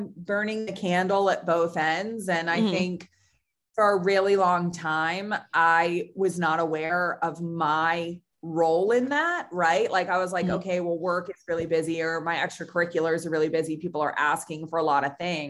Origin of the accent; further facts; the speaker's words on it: Lancaster, Pennsylvania, United States; moved away as an adult; also born or lived in Pittsburgh, Pennsylvania / Chicago; I grew up in Lancaster, Pennsylvania.